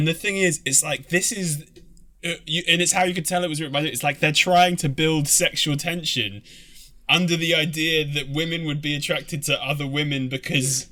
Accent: London, United Kingdom; Growing up in London, being the one of us that grew up in London, right, or in England

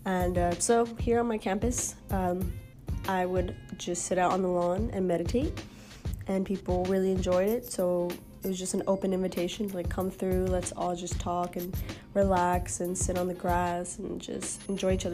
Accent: Houston, Texas, United States; now in Austin, United States; Born and raised in Houston, Texas, so not too far from my hometown

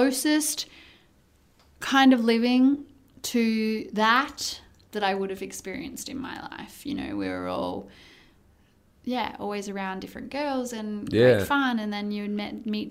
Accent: Australia; moved away as an adult; also born or lived in United Kingdom / Qatar / Saudi Arabia; as an Australian female

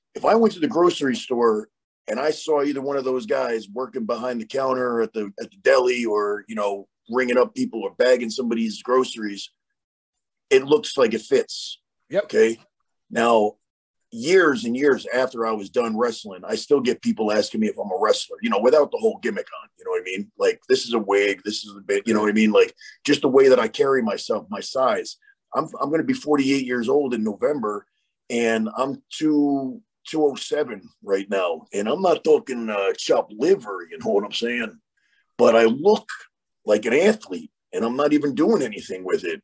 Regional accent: New York, United States; moved away; I'm originally from New York

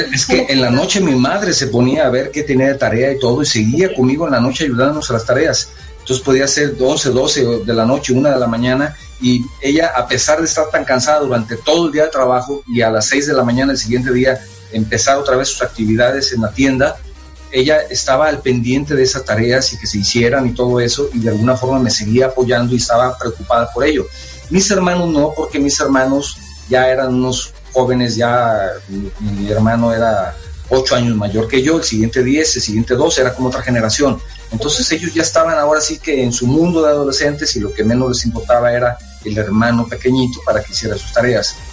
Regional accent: Guadalajara, Jalisco, Mexico; Tapatío de nacimiento. Así nos dicen a los que nacimos en Guadalajara.

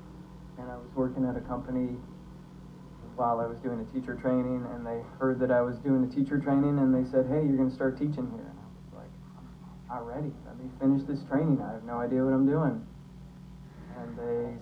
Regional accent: Montana, United States; moved away; also born or lived in San Francisco; I grew up in Montana

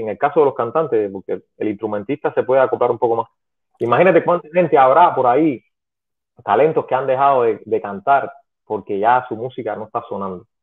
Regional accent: Pinar del Río, Cuba; En Primer de Río fue donde yo estudié porque soy de Pinar

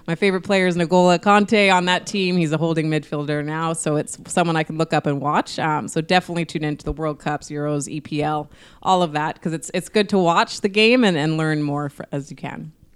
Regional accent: Winnipeg, Manitoba, Canada; I've had to, like, put Manitoba and Winnipeg on my back and just, I have this pride of wanting to represent it

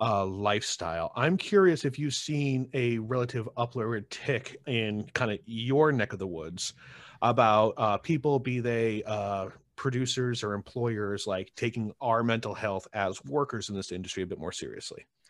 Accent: Utica, New York, United States; I grew up in, uh, Utica

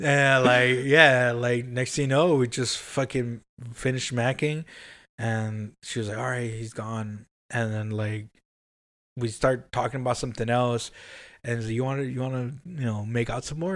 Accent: Compton, California, United States; moved away; I grew up in Compton

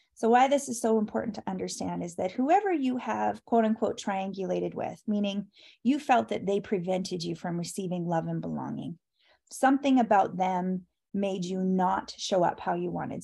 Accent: Canada; I'm Canadian

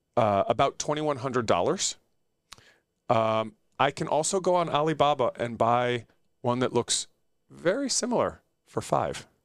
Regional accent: United States; also born or lived in United Kingdom; I'm American

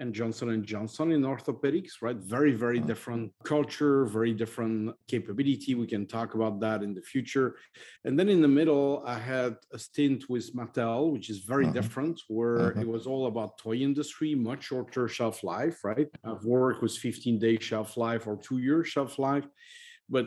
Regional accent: Belgium; English is a second language; moved away; I'm from Belgium originally.

